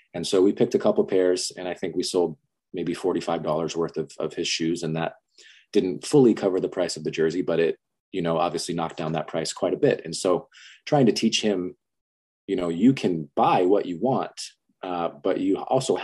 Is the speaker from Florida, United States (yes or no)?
no; Las Vegas, Nevada, United States; So I was born and raised in Las Vegas